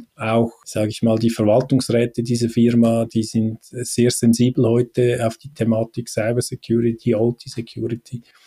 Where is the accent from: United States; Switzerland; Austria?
Switzerland; bei uns in der Schweiz